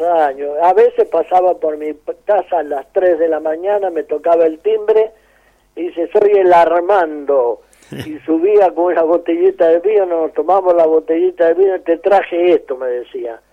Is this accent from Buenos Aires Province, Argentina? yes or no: no; San Rafael, Mendoza, Argentina; also born or lived in Guaymallén, Mendoza; yo me crié en San Rafael